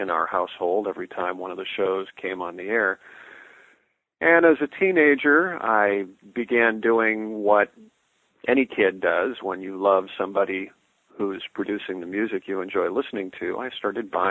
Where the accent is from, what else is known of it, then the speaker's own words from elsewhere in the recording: Southern California, United States; I grew up in Southern California, born in 1955